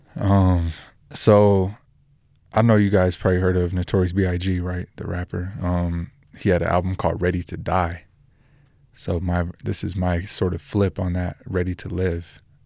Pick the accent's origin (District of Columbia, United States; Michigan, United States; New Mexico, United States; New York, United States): New Mexico, United States; Roswell; also born or lived in Albuquerque, New Mexico; I'm from New Mexico, born in Roswell, lived in Albuquerque the last ten years